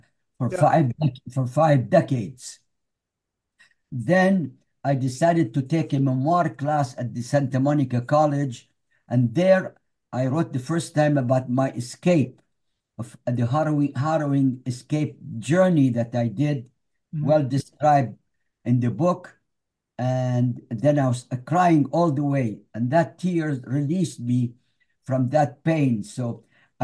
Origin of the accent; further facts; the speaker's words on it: Iraq; now in United States; left Iraq and the history behind it